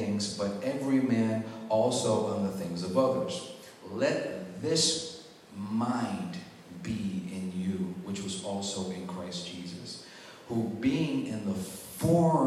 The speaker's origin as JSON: {"language": "English", "region": "New York", "country": "United States", "moved": "yes", "said": "I was from New York, so I had a little swag on me"}